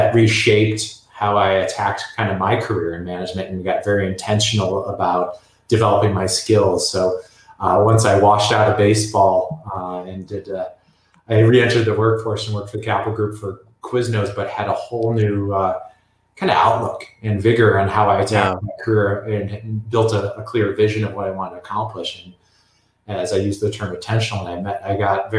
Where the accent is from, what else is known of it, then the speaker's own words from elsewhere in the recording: Chicago, Illinois, United States; also born or lived in Indiana; I grew up in Midwest Chicago area